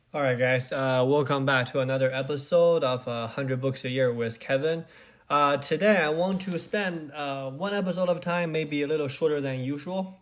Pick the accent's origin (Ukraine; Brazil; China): China; Beijing; I grew up in Beijing